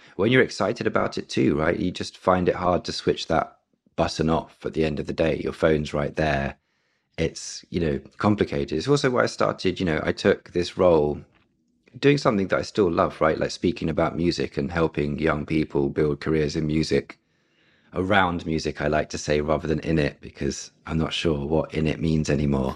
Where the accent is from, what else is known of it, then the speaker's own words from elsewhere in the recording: London, United Kingdom; I'm born and raised in London. Um, I've always been here.